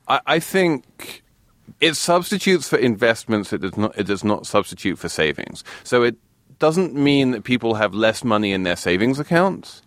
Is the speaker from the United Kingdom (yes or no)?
yes; England, United Kingdom; being English